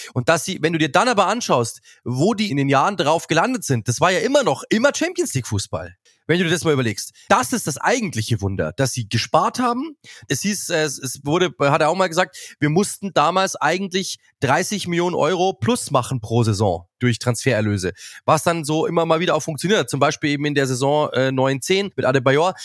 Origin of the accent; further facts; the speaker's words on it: Munich, Bavaria, Germany; ich komme aus München